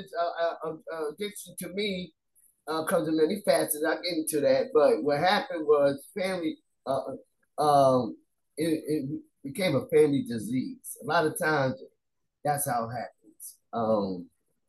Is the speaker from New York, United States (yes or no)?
yes; New York City, New York, United States; I grew up in Staten Island, and I didn't grow up in the projects